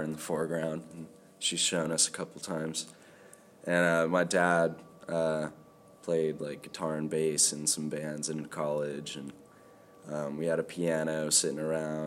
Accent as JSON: {"language": "English", "town": "Temecula", "region": "California", "country": "United States", "tie": "born or raised there", "lives_now": "Isla Vista, United States", "said": "I grew up in Temecula"}